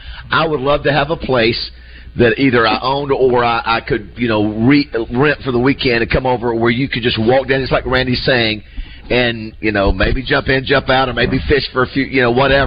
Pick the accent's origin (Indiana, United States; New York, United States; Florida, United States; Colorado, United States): Florida, United States; now in Arkansas, United States; As a kid growing up in Florida, in my mind, of course, you know, I grew up in an area where you had unbelievable fishing and hunting